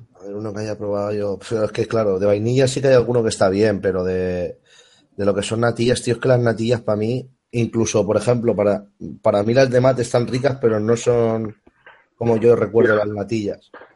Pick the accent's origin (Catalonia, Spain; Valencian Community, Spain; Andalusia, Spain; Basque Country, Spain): Valencian Community, Spain; Alicante; casualmente es la calle donde yo nací... o sea, la casa de mis padres.